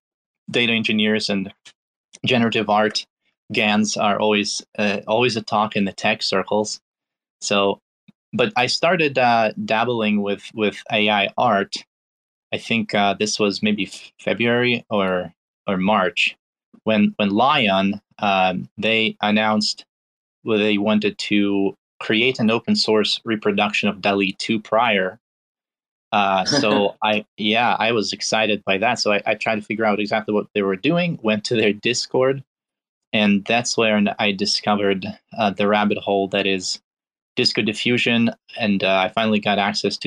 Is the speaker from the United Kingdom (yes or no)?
no; Belarus; also born or lived in Pittsburgh, Pennsylvania, United States; now in United States; I'm originally from Belarus, so I came to the United States in 2001